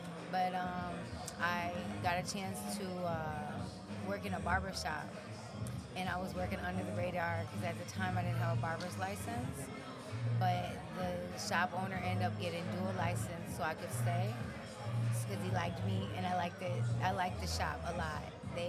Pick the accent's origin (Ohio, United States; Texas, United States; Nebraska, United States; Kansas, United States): Ohio, United States; Cleveland; I am from Cleveland, Ohio.